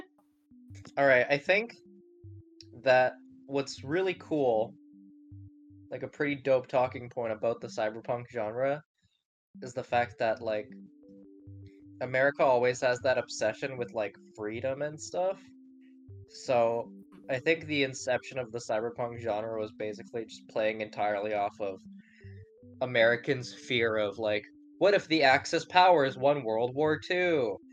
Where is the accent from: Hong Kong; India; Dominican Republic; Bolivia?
Hong Kong; moved away; I grew up in Hong Kong